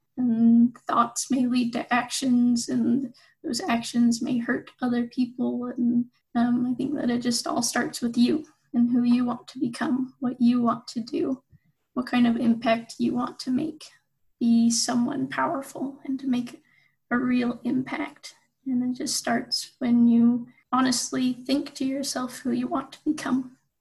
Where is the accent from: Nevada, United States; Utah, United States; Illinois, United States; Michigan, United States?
Utah, United States; Pleasant Grove; also born or lived in Provo, Utah / Hawaii / Germany; I grew up in Pleasant Grove, Utah